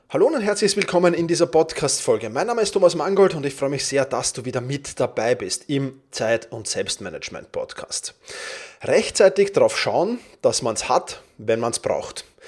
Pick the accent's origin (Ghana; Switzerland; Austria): Austria; Vienna; Wir sind beide aus Wien, wie man wahrscheinlich hört